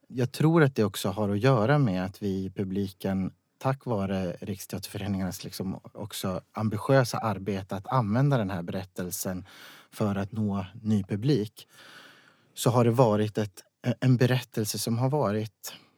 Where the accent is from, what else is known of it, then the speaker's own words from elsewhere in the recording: Vaplan, Jämtland, Sweden; moved away; jag kommer från Vaplan